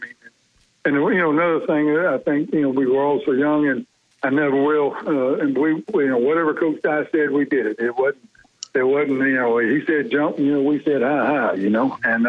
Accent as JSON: {"language": "English", "town": "Macon", "region": "Georgia", "country": "United States", "tie": "born or raised there", "moved": "as an adult", "lives_now": "Birmingham, United States", "said": "I grew up in Macon, Georgia"}